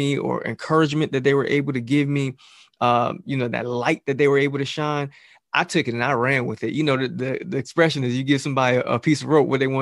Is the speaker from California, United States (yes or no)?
no; Jersey City, New Jersey, United States; I'm from Jersey City